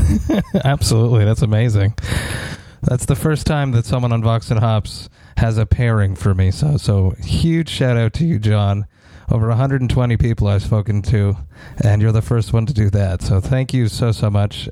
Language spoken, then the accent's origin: English; Montreal, Quebec, Canada; I'm from Montreal